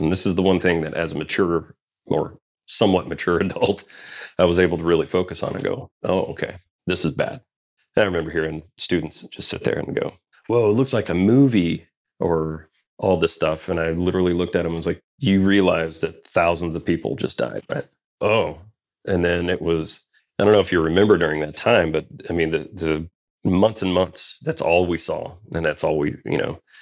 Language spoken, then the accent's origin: English; West Virginia, United States; also born or lived in Mississippi / Louisville, Kentucky; now in North Carolina, United States; I actually moved to West Virginia when I was ten.